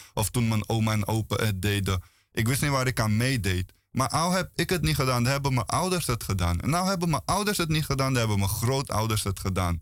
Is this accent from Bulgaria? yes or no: yes; Bulgaria; now in Netherlands; Ik kom uit Bulgarije